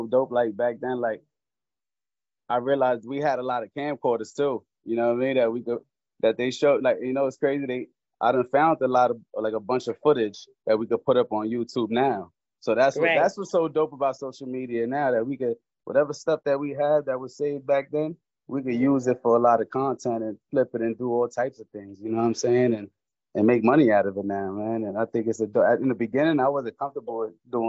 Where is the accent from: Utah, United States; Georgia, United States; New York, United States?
New York, United States; New York City; moved away as an adult; also born or lived in Florida; now in New Jersey, United States; being a Puerto Rican rapper from the Bronx